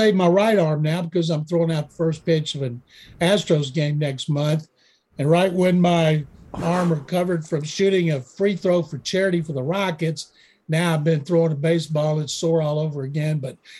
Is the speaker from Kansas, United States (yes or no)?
no; Texas, United States; born or raised there